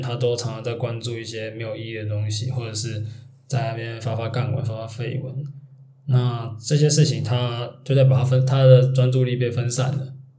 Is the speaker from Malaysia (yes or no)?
no; Taiwan; 我们毕竟我们是台湾人